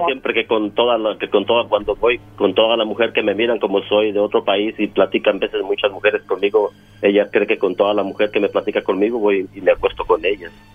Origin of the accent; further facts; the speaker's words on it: Mexico; yo soy de México